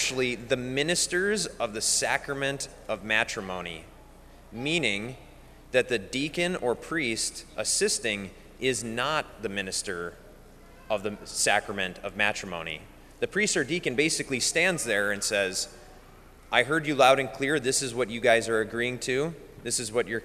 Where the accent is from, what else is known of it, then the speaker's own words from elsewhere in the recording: Bismarck, North Dakota, United States; I'm from Bismarck and I live at the cathedral